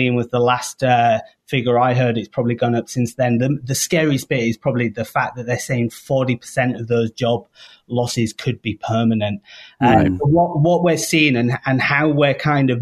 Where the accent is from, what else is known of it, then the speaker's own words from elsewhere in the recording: United Kingdom; moved away as an adult; now in Chicago, United States; I am British